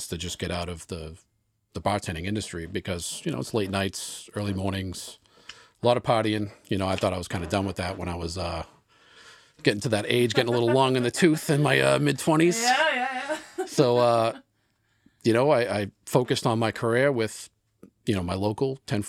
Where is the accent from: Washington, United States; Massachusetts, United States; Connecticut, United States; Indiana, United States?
Massachusetts, United States; Boston; now in Rockport, United States; I grew up in South Boston